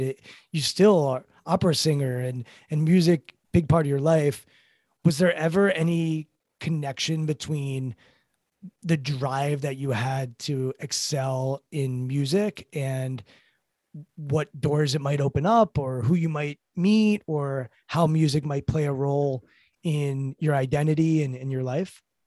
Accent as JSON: {"language": "English", "town": "Potomac", "region": "Maryland", "country": "United States", "tie": "born or raised there", "said": "I grew up in Potomac, Maryland, affluent suburbs"}